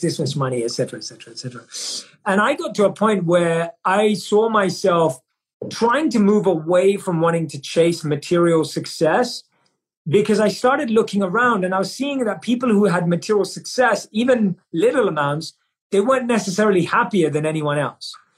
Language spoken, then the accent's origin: English; London, United Kingdom; born and raised in London, and I grew up in a society where success and achievement was seen as the metric